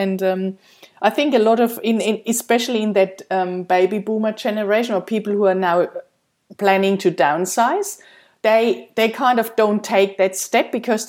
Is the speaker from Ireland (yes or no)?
no; Germany; English is a second language; moved away as an adult; When we came here from Germany 7 years ago, I had to let go of so many things, but starting from our house and the cars and everything, my friends, my family and everything.